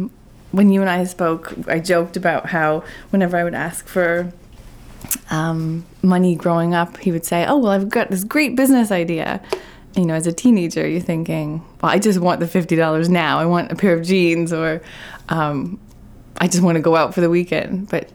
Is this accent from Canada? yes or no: yes; Newfoundland and Labrador, Canada; So it's pretty remote. It's the most eastern point in Canada.